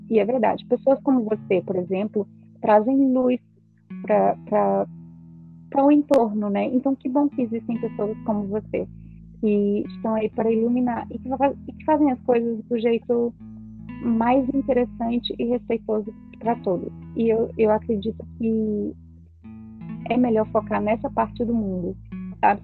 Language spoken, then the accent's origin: Portuguese; Feira de Santana, Bahia, Brazil; now in Ceará, Brazil; Feira de Santana, lugar de onde eu nasci, moro no Ceará